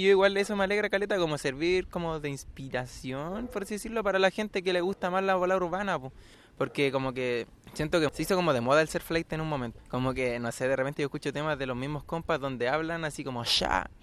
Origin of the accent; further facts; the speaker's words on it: Puente Alto, Santiago Metropolitan Region, Chile; soy una persona de Puente Alto, ah, con ascendencia mapuche